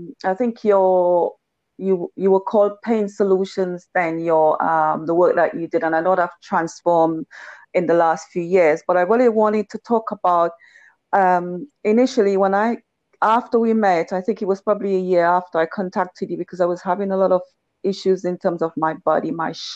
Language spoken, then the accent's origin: English; Tobago, Trinidad & Tobago; I was from Tobago